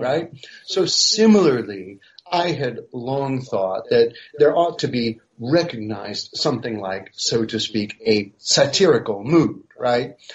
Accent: United States; moved away as an adult; also born or lived in Paris, France; now in France; I'm originally American

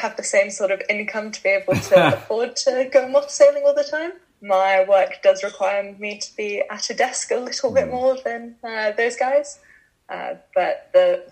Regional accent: Bermuda; I grew up in Bermuda

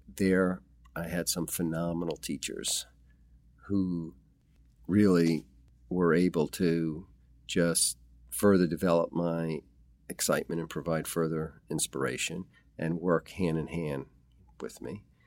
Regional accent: New York City, New York, United States; also born or lived in Manhattan / Bronx; I was born in Manhattan. And I lived all over, but mostly in Queens. I grew up closer towards the city in the Astoria area

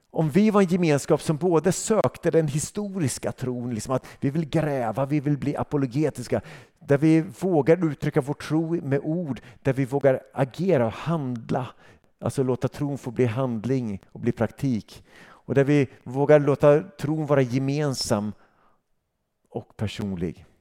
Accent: Sweden; som svensk

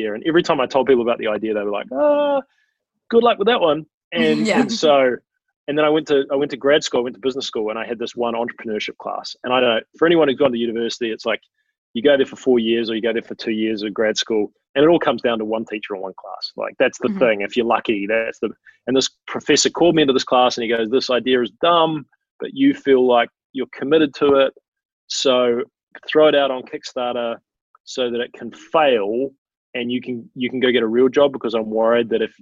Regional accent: Wellington, New Zealand; moved away as an adult; also born or lived in San Francisco; I was back in Wellington playing soccer for the Wellington Phoenix in my hometown

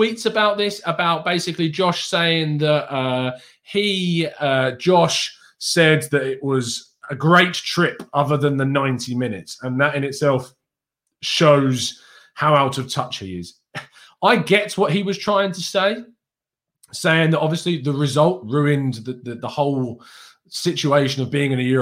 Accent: England, United Kingdom; as an English guy

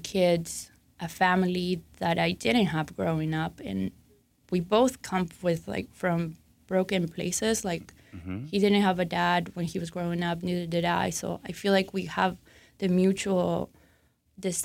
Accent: Argentina; moved away; I'm originally from Argentina

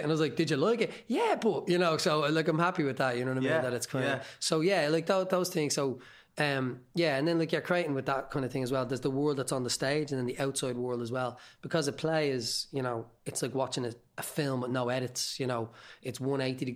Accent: Dublin, Leinster, Ireland; I'm from Tala

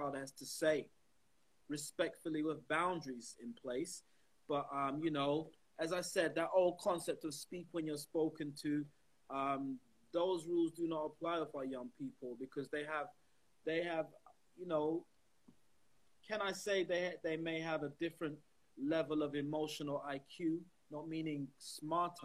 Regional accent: London, United Kingdom; I grew up in around Brixton

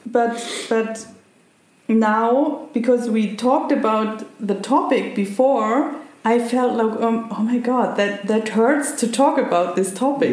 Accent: Germany; I'm half German. but no, no, I grew up in Germany

